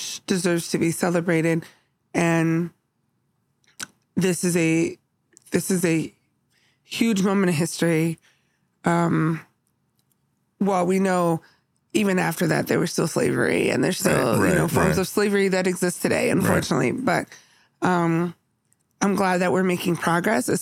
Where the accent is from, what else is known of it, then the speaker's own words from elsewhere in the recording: San Jose, California, United States; moved away; I grew up in California